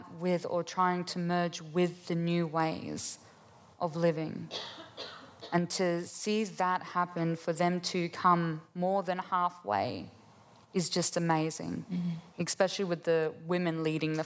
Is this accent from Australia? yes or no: yes; Gunungurra country, New South Wales, Australia; I was born and raised on Gunungurra country.